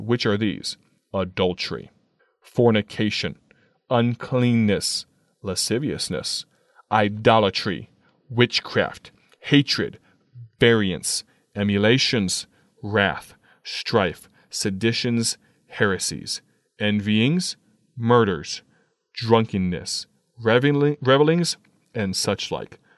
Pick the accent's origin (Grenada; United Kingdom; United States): United States; also born or lived in Akron, Ohio; a young man growing up in America